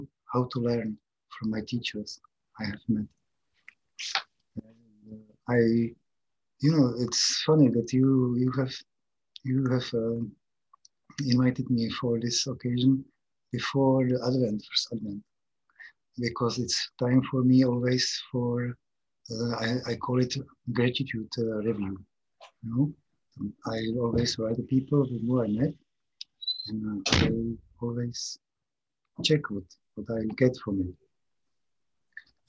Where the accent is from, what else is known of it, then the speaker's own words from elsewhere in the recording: České Budějovice, South Bohemian Region, Czechia; English is a second language; I'm from Czech Republic